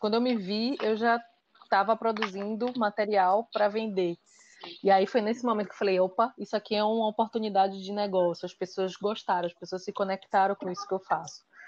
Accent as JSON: {"language": "Portuguese", "town": "Salvador", "region": "Bahia", "country": "Brazil", "moved": "yes", "lives_now": "Recife, Brazil", "said": "eu moro em Recife, eu sou de Salvador, mas moro em Recife"}